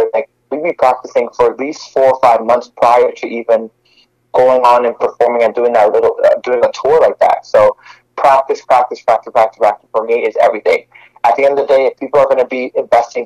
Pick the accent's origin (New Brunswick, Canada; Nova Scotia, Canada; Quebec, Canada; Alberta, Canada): Quebec, Canada; Montreal; now in Toronto, Canada; I'm originally from Montreal, but right now I'm based in Toronto, Canada.